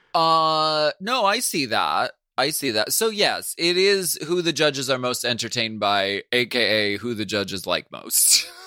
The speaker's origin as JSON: {"language": "English", "town": "Erie", "region": "Pennsylvania", "country": "United States", "tie": "born or raised there", "moved": "yes", "said": "when I did the show in Erie, Pennsylvania, my hometown"}